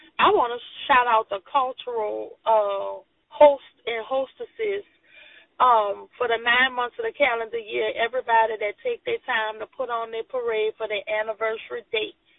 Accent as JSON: {"language": "English", "town": "New Orleans", "region": "Louisiana", "country": "United States", "tie": "born or raised there"}